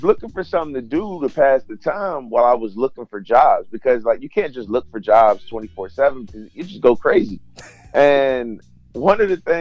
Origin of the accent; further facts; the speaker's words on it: Petersburg, Virginia, United States; also born or lived in Salisbury, North Carolina; I was born in Salisbury, North Carolina, but my mom and I, we moved to the 804 Petersburg, Ettrick area around when I was about 2 years old. So I wasn't born here, but I was definitely raised here